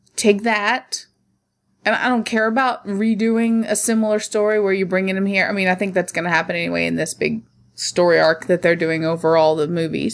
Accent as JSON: {"language": "English", "area": "Middle America", "region": "Midwest", "country": "United States", "tie": "born or raised there", "said": "I was raised in Middle America"}